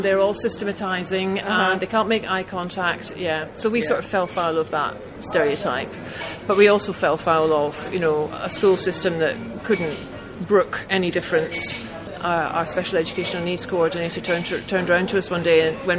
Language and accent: English; Glasgow, Scotland, United Kingdom; I grew up in Glasgow in the 1970s